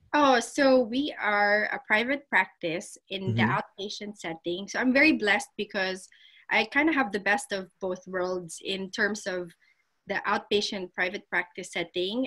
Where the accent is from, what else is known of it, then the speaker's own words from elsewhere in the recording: Las Piñas, Metro Manila, Philippines; moved away as an adult; now in Columbia, United States; I am from Las Piñas um, in in the Philippines